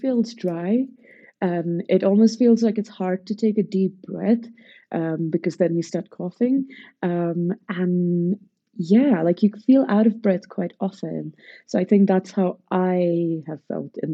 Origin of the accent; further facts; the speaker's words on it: Pune, Maharashtra, India; So I am from Pune in Maharashtra